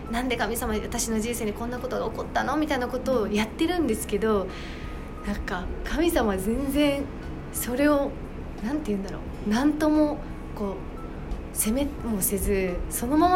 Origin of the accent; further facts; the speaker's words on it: Okinawa, Japan; moved away as an adult; also born or lived in Nara; 私沖縄出身なんですけど